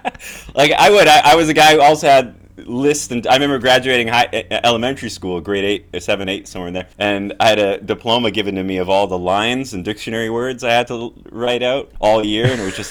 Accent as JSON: {"language": "English", "town": "Edmonton", "region": "Alberta", "country": "Canada", "tie": "born or raised there", "also_born_or_lived": "Greece / Lake Louise / Banff / Golden", "said": "I was born in Greece. I lived there until I was about 3, and then I moved to Canada, and I grew up in a lot of different places in Canada. I grew up primarily Alberta, so Edmonton, and then I moved to Lake Louise, Banff"}